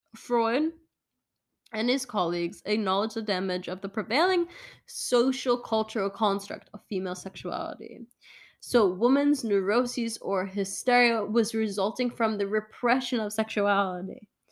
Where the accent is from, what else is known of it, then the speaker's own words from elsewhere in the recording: Duxbury, Massachusetts, United States; my hometown in Duxbury, Massachusetts